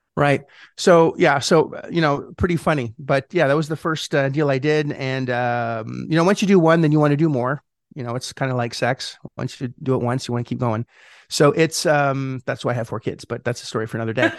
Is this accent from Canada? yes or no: yes; Montreal, Quebec, Canada; moved away; I'm Canadian. I'm from, uh, Montreal originally